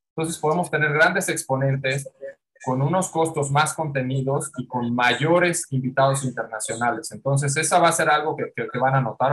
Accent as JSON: {"language": "Spanish", "region": "Mexico City", "country": "Mexico", "tie": "born or raised there", "said": "nací aquí en la Ciudad de México"}